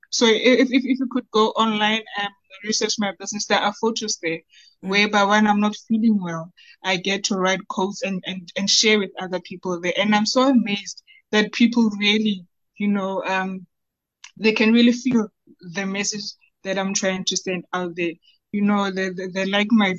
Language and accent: English; Bloemfontein, Free State, South Africa; So I'm from Bloemfontein, born and bred in Bloemfontein.